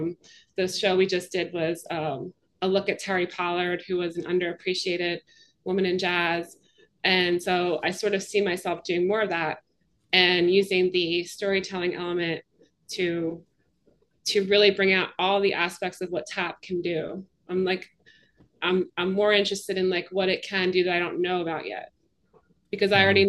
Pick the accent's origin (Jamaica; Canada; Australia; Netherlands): Canada; now in Philadelphia, United States; You know, I'm from Canada, and I sort of get the sense that, like, in Canada, it's tricky to describe it